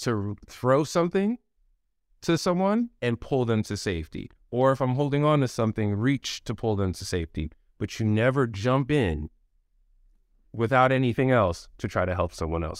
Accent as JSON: {"language": "English", "country": "United States", "tie": "born or raised there", "also_born_or_lived": "Raleigh, North Carolina", "moved": "yes", "said": "I grew up in New York, Jersey area."}